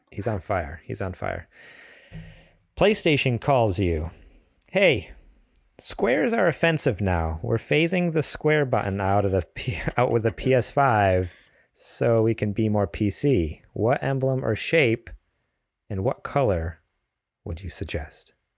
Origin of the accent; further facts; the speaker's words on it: East Coast, United States; now in California, United States; I grew up on the East Coast.